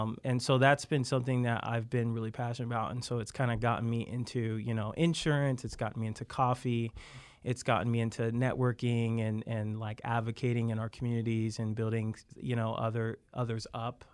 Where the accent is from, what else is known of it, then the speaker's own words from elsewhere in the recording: Wamego, Kansas, United States; I was from Wamigo, Kansas, right outside of Manhattan